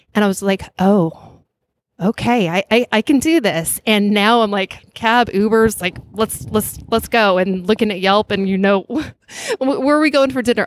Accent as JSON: {"language": "English", "town": "Flagstaff", "region": "Arizona", "country": "United States", "tie": "born or raised there", "moved": "yes", "lives_now": "San Francisco Bay Area, United States", "said": "I grew up in uh, northern Arizona, in a place called Flagstaff, Arizona"}